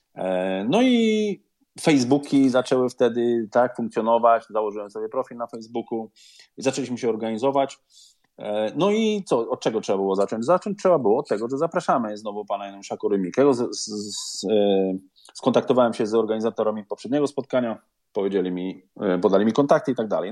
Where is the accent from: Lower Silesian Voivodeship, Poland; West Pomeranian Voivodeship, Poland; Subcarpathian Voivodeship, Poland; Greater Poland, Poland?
West Pomeranian Voivodeship, Poland; Szczecin; moved away as an adult; now in United Kingdom; ja jestem ze Szczecina